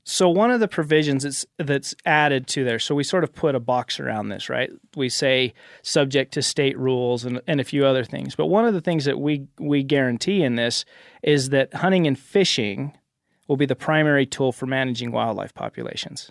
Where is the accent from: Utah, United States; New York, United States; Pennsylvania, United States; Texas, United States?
Utah, United States; Cache Valley; I am in the state legislature back home in Utah. So I am from Cache Valley